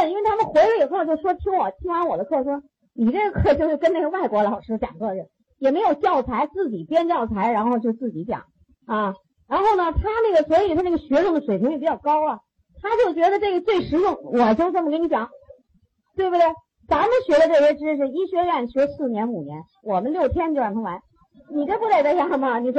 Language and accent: Chinese; China; 我们中国人呢